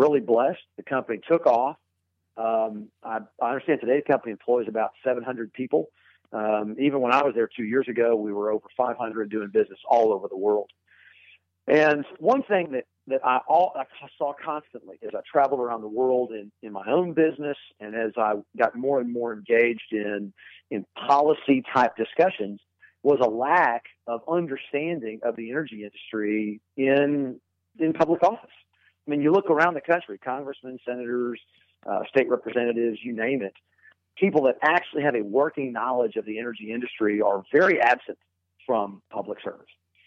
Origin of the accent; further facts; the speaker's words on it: Irving, Texas, United States; I grew up in Texas, in fact, in the Irving area, which is just outside of Dallas.